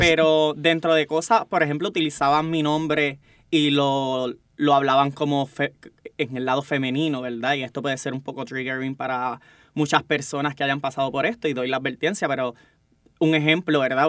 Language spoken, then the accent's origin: Spanish; Bayamón, Puerto Rico; vengo del campo de Bayamón, orgullosamente, este, tuve una crianza